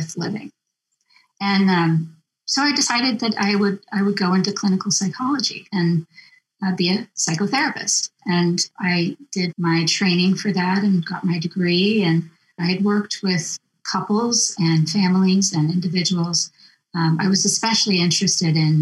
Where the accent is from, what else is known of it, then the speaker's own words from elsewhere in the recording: Massachusetts, United States; moved away as an adult; also born or lived in New York / California / Chicago; I grew up in Massachusetts, and then I went to college in New York, and I went to graduate school in California, and then I went to graduate school again in Chicago